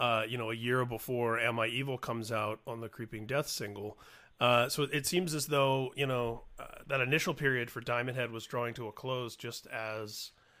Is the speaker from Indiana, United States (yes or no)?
yes; Indianapolis, Indiana, United States; As a teenager growing up in Indianapolis, Indiana, in the late 80s and early 90s